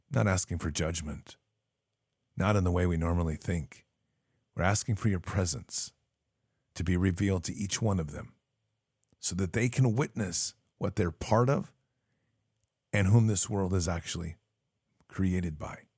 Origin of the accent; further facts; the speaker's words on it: Wisconsin, United States; now in Florida, United States; I'm originally from Wisconsin, and I moved to Florida almost 15 years ago.